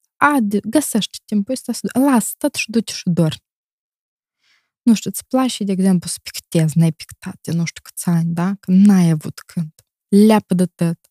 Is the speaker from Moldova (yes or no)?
yes; Moldova; moved away as an adult; now in Italy; eu sunt moldovanc din Moldova